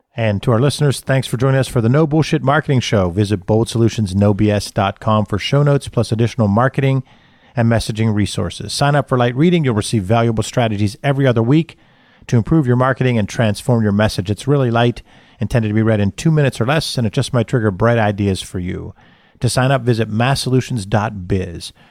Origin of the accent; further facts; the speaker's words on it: Johnstown, Pennsylvania, United States; I'm loyal to the people that I grew up with in Johnstown